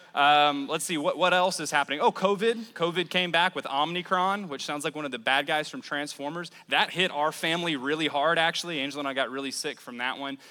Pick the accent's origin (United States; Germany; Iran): United States; New Orleans, Louisiana; moved away as an adult; now in Mobile, United States; I'm originally from New Orleans. I moved to the Mobile area about 10 years ago